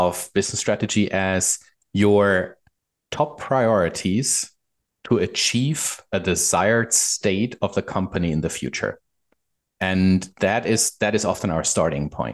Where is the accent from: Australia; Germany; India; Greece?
Germany; moved away as an adult; now in Vancouver, Canada; I'm a German guy living in Vancouver, Canada. Moved here about 3 years ago.